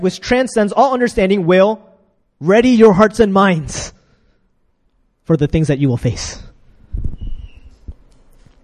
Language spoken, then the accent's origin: English; United States; moved away as an adult; also born or lived in Ukraine; now in Korea; I'm from America